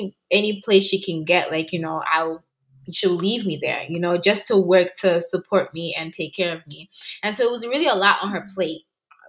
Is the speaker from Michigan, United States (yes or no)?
no; New York, United States; also born or lived in Ghana / England; So I grew up honestly in a lot of places. But I can honestly say that from 12 years up until now, I've been in New York.